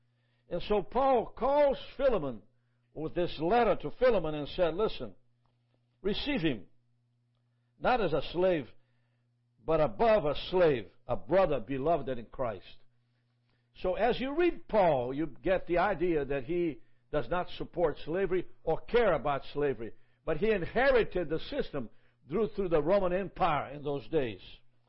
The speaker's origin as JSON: {"language": "English", "country": "Brazil", "moved": "yes", "lives_now": "Jacksonville, United States", "said": "I'm originally from Brazil. God brought me to America through a series of factors."}